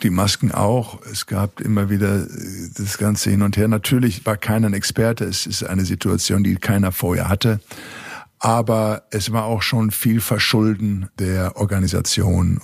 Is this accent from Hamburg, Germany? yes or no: no; Recklinghausen, North Rhine-Westphalia, Germany; ich war ganz aus dem Pott, aus dem Ruhrgebiet in Recklinghausen Süd, in der Arbeitersiedlung bin ich groß geworden